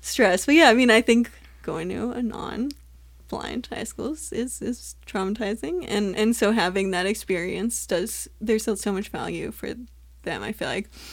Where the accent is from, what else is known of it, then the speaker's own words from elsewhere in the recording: Southern California, United States; growing up in Southern California